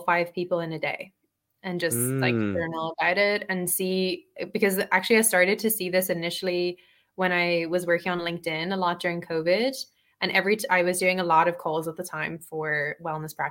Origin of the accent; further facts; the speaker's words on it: Dublin, Leinster, Ireland; moved away; I grew up in Dublin, I was raised there in Ireland